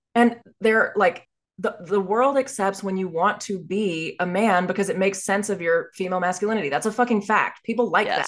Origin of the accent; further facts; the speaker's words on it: Dallas, Texas, United States; growing up in Dallas, Texas